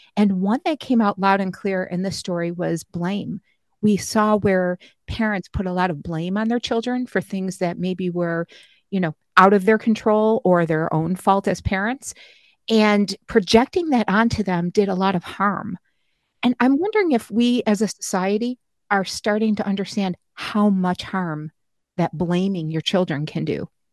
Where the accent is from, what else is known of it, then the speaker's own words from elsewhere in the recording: Niagara Falls, New York, United States; Niagara Falls, my hometown